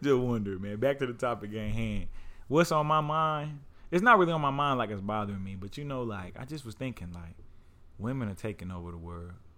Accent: Oklahoma, United States; I'm from the Southwest

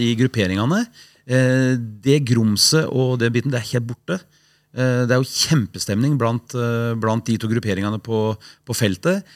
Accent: Sandefjord, Vestfold, Norway; born or raised there; also born or lived in Haugesund

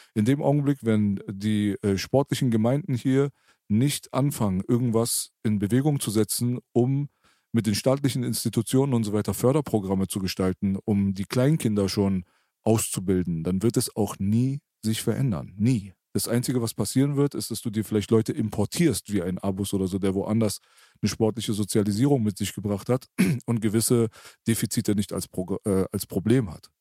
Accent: Berlin, Germany; ich bin Berliner

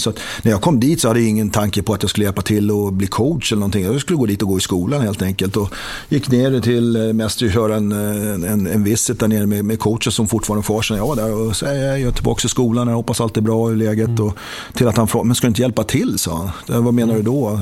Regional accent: Sweden; moved away; det var man inte heller van med som, som svensk

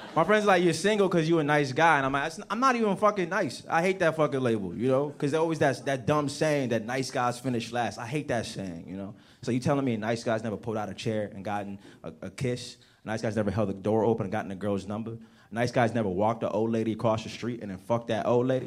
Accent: right outside of Washington D.C., District of Columbia, United States; also born or lived in Nigeria; I'm from Africa, but I grew up right outside of Washington D.C.

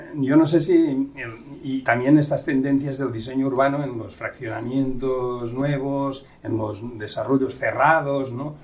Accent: Catalonia, Spain; now in Mérida, Mexico; Desde el catalán, aquí tiro agua para mi tierra

